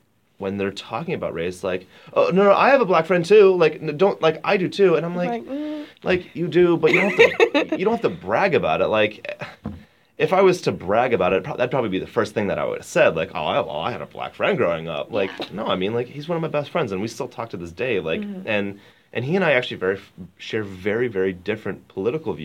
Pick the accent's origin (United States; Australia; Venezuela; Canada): United States; St. Louis, Missouri; my hometown